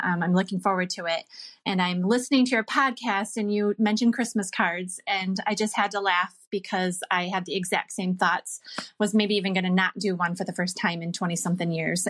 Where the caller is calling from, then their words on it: Michigan, United States; I'm calling from Michigan